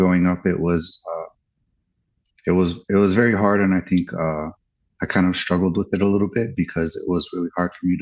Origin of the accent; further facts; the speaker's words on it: Santa Fe, New Mexico, United States; I was born in New Mexico, in Santa Fe